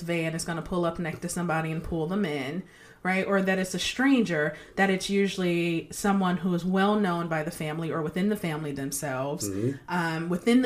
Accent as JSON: {"language": "English", "town": "Detroit", "region": "Michigan", "country": "United States", "tie": "born or raised there", "said": "I grew up in Detroit and on a nice block, but there weren't a lot of kids"}